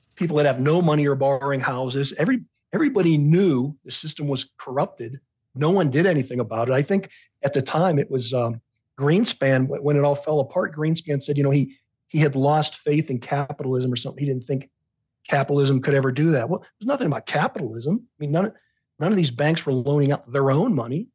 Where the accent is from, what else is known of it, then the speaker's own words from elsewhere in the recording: Pittsburgh, Pennsylvania, United States; I grew up in the Pittsburgh in the late 1970s. I was a teenager.